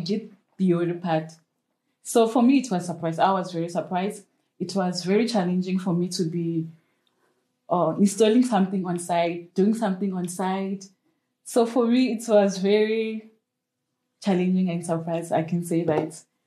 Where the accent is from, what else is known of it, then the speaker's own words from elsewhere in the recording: Limpopo, South Africa; I'm from Limpopo.